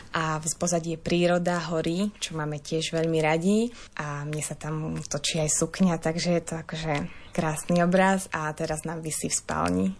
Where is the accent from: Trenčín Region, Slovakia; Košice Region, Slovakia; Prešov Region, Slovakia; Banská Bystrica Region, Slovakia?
Banská Bystrica Region, Slovakia; Jalšovík; also born or lived in Krupina; Narodila som sa v Krupine, ale čas života som prežila v dedinke Jalšovík, odkiaľ pochádza moja mamina.